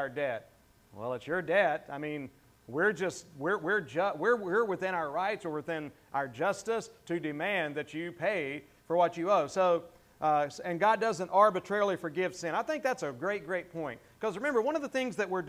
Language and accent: English; the South, Southern United States, United States; accent: Southern; that's one of my words as a Southerner